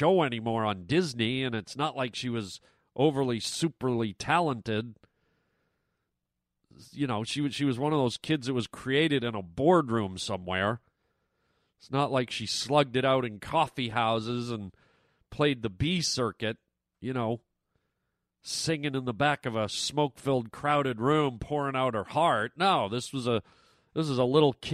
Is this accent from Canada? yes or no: yes; Canada; I'm a Canadian kid